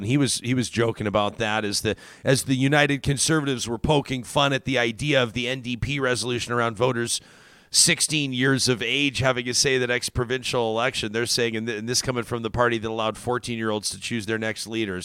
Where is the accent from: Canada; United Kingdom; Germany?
Canada; Calgary, Alberta; when I was sixteen, I was a full-blown right-winger growing up in South Calgary